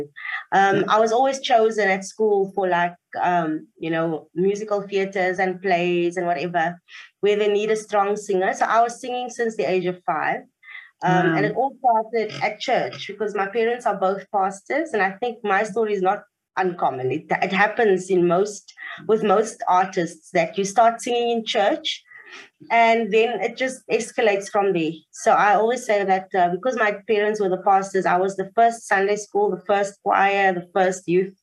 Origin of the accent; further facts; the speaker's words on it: Cape Town, Western Cape, South Africa; moved away as an adult; also born or lived in Humansdorp, Eastern Cape; now in Johannesburg, South Africa; I was born there and raised in Cape Town. So when I was 1 year old, my parents moved to Cape Town, and that's where I had most of my upbringing, my schooling and everything